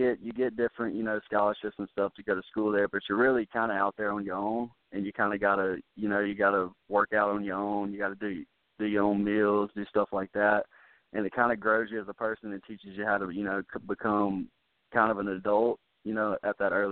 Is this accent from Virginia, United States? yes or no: no; Mobile, Alabama, United States; moved away as an adult; I had South Alabama, which is in the hometown Mobile